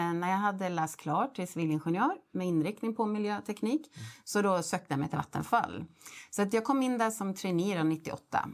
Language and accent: Swedish; Gävle, Gävleborg County, Sweden; jag född och uppvuxen i Gävle